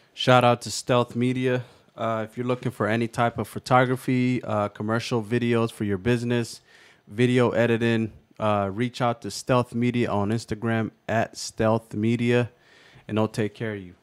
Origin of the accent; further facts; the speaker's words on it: Kent, Washington, United States; I grew up in Kent